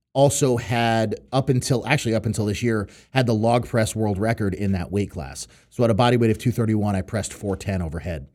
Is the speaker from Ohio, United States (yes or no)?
no; New York City, New York, United States; moved away; also born or lived in Connecticut / Western Massachusetts; I was actually born and raised in Brooklyn, New York